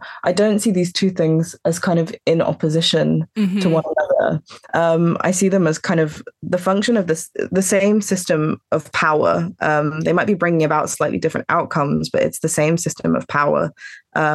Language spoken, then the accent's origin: English; Antigua & Barbuda; I'm from Antigua, my family's from Antigua